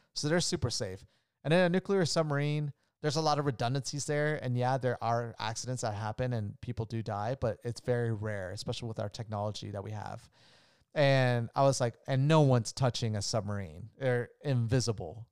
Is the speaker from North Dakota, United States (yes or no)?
no; Orlando, Florida, United States; also born or lived in Colombia; I was born in Orlando, Florida